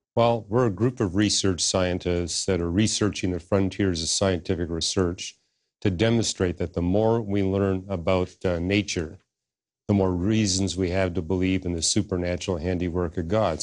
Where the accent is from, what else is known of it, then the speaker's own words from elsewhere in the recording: Canada; moved away as an adult; I was born in Canada, and I got all my degrees in Canada